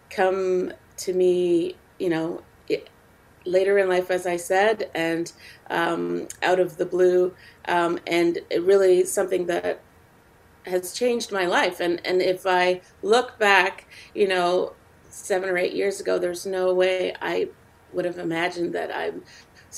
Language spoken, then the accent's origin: English; Canada; born or raised there